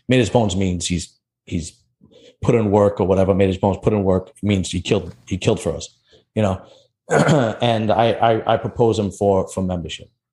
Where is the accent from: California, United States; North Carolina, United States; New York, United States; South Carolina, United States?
New York, United States; New York City; I'm from Bensonhurst.